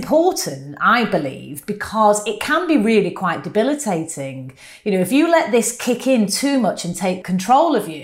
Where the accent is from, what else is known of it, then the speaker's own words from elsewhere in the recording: United Kingdom; accent: northern; my northern accent